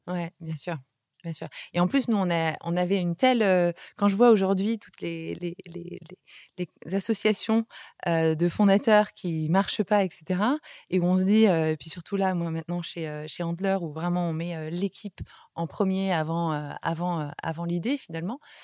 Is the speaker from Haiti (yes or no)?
no; France; moved away as an adult; also born or lived in Beijing, China; en tant que Français